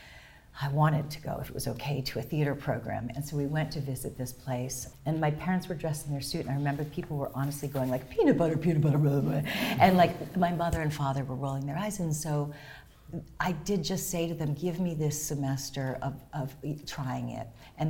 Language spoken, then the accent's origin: English; outside Boston, Massachusetts, United States; also born or lived in Dar es Salaam, Tanzania; I grew up outside Boston, and so when I did tell them in my junior year that I was also born in Africa, my parents were in the Peace Corps.